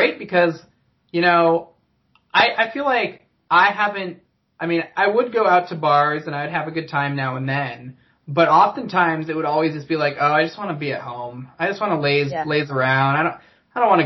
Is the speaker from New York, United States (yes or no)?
no; Washington, United States; moved away; my home state of Washington